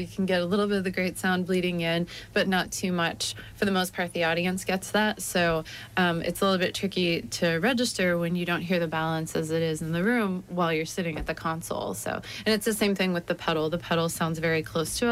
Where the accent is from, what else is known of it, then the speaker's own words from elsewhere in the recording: New England, United States; also born or lived in New York; now in Ohio, United States; I am originally from New England over in the U.S.